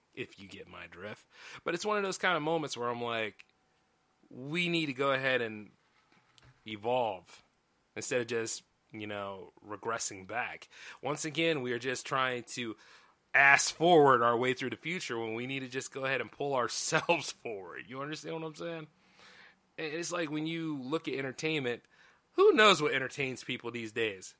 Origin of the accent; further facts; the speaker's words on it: United States; I'm an American. Pay taxes here.